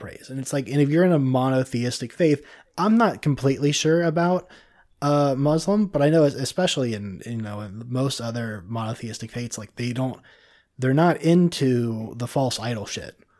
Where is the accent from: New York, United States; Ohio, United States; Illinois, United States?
Ohio, United States; Cincinnati; moved away; also born or lived in Florida; I'm from Cincinnati